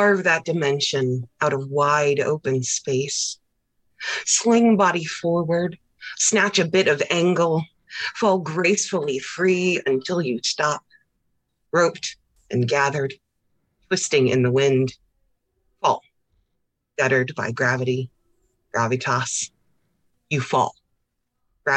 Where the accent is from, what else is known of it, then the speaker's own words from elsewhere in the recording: Lima, Ohio, United States; I'm from Lima, Ohio, mm-hmm. Northwest Ohio.